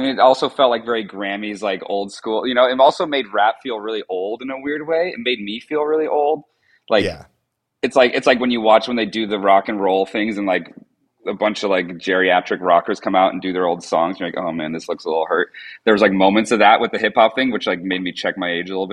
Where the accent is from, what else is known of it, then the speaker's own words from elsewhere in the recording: Vermont, United States; I grew up like in Vermont in the woods